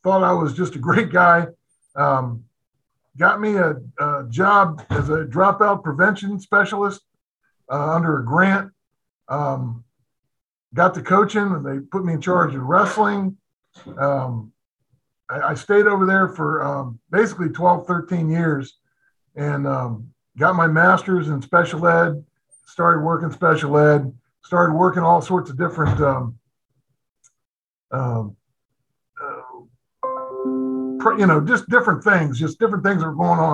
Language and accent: English; Fairfax County, Virginia, United States; also born or lived in Fort Union Military Academy, Virginia; I was a Fairfax County kid